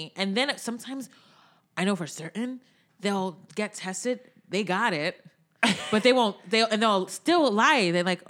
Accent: New York, United States; accent: New York

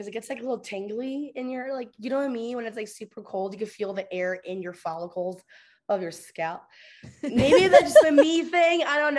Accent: Chicago, Illinois, United States; I grew up in Chicago, so the Midwest.

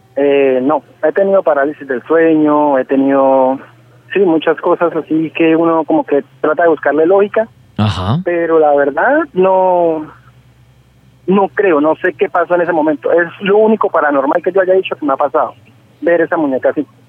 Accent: Cúcuta, Norte de Santander, Colombia; yo soy de Cúcuta, acá a las abuelas le decimos nona

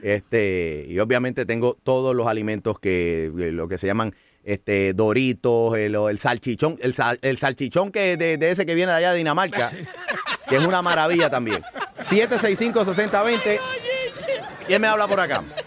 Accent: San Juan, Puerto Rico; Lo que hace grande a San Juan es Río Piedra, lo más lindo que hay en mi pueblo natal

